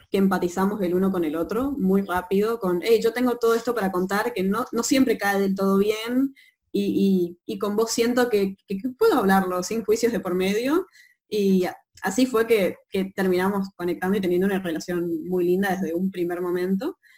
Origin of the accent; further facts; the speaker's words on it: Chaco, Argentina; yo en realidad soy chaqueña también del norte de Argentina